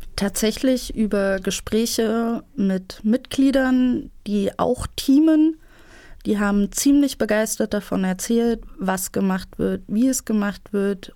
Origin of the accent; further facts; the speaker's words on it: Erfurt, Thuringia, Germany; ich bin in Erfurt aufgewachsen, studiere zurzeit hier in Erfurt Staatswissenschaften